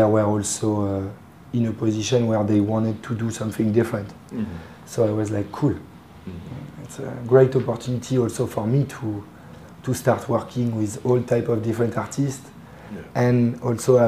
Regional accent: Paris, Île-de-France, France; English is a second language; I'm from Paris

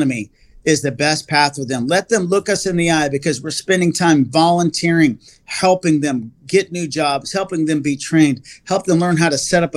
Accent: Texas, United States; I'm from Texas.

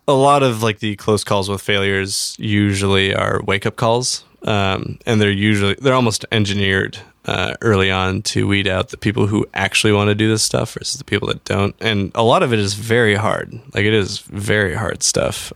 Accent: Everett, Washington, United States; A little town north of Seattle called Everett.

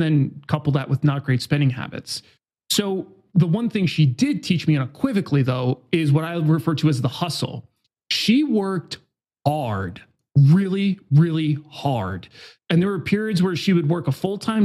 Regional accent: Newburgh, New York, United States; now in San Diego, United States; I was born in Hudson Valley, so just outside of New York City. And I grew up in kind of a standard American town. I definitely was really high gang violence. It's a place called Newburgh, New York

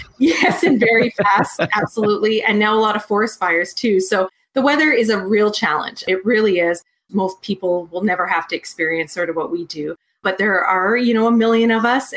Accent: Edmonton, Alberta, Canada; I'm from Edmonton, Alberta, Canada

